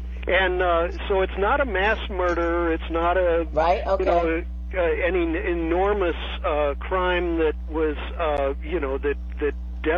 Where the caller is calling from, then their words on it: San Francisco, California, United States; Well, I'm the guy from San Francisco.